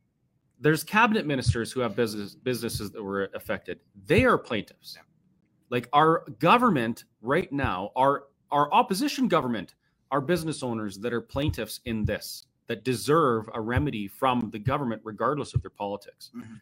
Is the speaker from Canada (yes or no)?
yes; Canada; Now, I went to jail because I held a protest anyway because I'm a Canadian, and gosh dang it, if I want to protest, I'll protest.